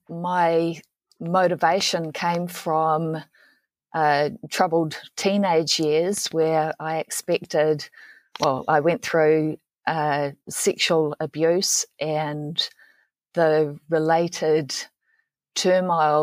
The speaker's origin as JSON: {"language": "English", "country": "New Zealand", "said": "I'm from New Zealand"}